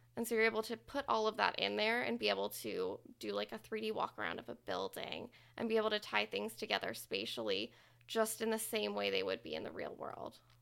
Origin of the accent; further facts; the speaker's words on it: Plano, Texas, United States; moved away as an adult; also born or lived in New Orleans, Louisiana; now in Louisiana, United States; I grew up in Plano, Texas